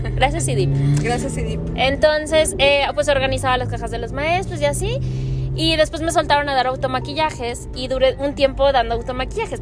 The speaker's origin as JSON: {"language": "Spanish", "town": "Guadalajara", "region": "Jalisco", "country": "Mexico", "tie": "born or raised there", "also_born_or_lived": "Valle de Bravo", "said": "yo crecí en Santa Tere"}